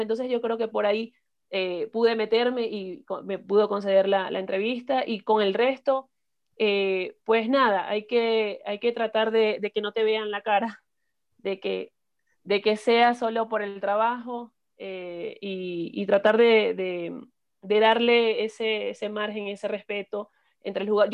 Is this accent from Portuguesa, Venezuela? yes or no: no; Maracaibo, Zulia, Venezuela; moved away as an adult; now in Ecuador; soy de, Venezuela, de Maracaibo, del estado Zulia